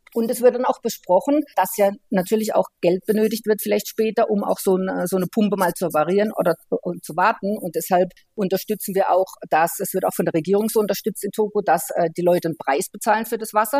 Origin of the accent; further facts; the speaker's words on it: Germany; wenn man so wie bei uns in Deutschland halt jeden Tag lebt